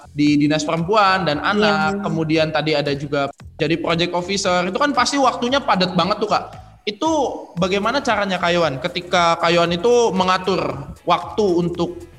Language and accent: Indonesian; Central Java, Indonesia; Aku juga orang Jawa Tengah loh, Kak, BTW.